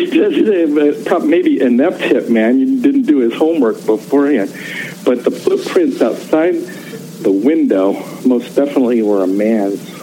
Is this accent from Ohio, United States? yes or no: yes; Canton, Ohio, United States; I grew up on North Hill